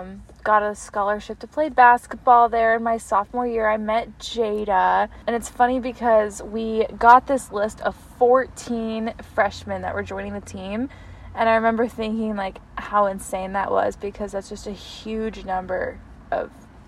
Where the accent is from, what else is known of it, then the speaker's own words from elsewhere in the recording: Colorado Springs, Colorado, United States; Yeah, like, what if we're both from Springs?